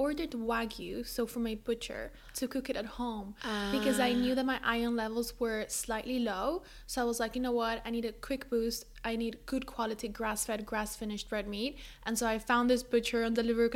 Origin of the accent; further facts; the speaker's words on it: Spain; moved away as an adult; also born or lived in London; I moved from Spain to London for university